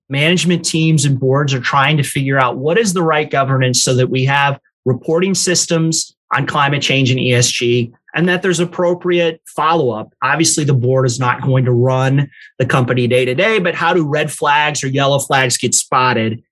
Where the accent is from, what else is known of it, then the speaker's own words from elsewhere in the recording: New Orleans, Louisiana, United States; moved away; also born or lived in Evanston, Illinois / Chicago, Illinois / Lake Charles, Louisiana; my mom very quickly moved us down to New Orleans where I grew up.